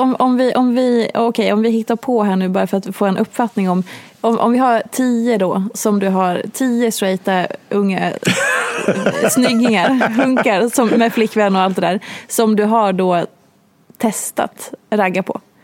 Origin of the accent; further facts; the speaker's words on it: Hedemora, Dalarna County, Sweden; moved away; Jag har bott i den här stan i 12 mm. ja, skitsamma, länge